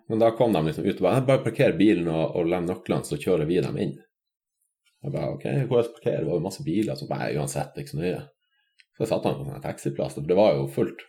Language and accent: Norwegian; Finnmark, Norway; jeg kommer fra Finnmark